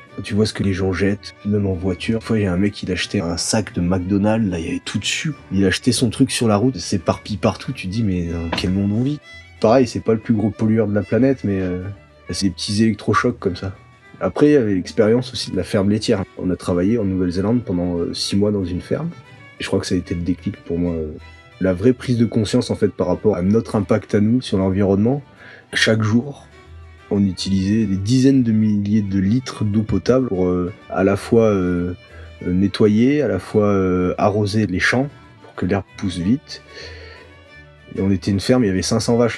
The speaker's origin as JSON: {"language": "French", "town": "Saint-Raphaël", "region": "Provence-Alpes-Côte d'Azur", "country": "France", "tie": "born or raised there", "also_born_or_lived": "Saint-Brieuc", "moved": "as an adult", "said": "moi je viens du Var, Saint-Raphaël. J'ai grandi là-bas jusqu'à 22 ans"}